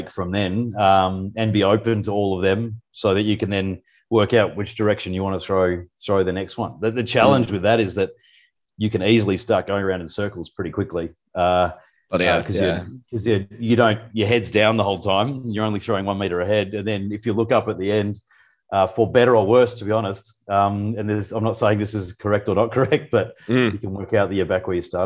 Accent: Perth, Western Australia, Australia; moved away as an adult; also born or lived in New Zealand; now in Singapore; I'm a veterinarian from Perth, grew up in the city

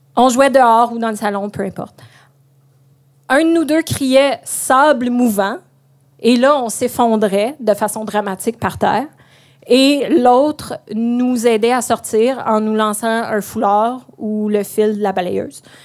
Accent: Pontiac, Quebec, Canada; moved away; Ma région natale a un slogan, Pontiac, la région aux 4000 lacs.

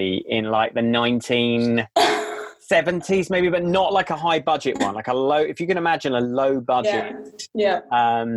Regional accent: United Kingdom; As a British person

